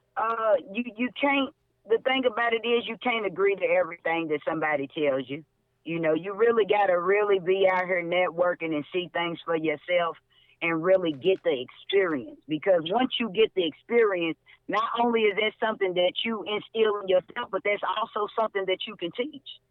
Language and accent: English; Louisville, Kentucky, United States; my hometown, Louisville, Kentucky